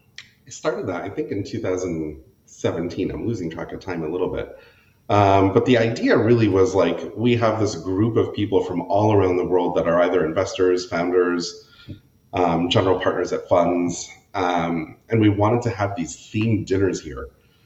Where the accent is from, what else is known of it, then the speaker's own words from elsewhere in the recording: New Hampshire, United States; also born or lived in Connecticut / Pennsylvania; We grew up in New Hampshire for... I was there for 8 years, then Pennsylvania for a couple, and then, Connecticut for 8 years, Pennsylvania for a couple, and then New Hampshire for my formative years.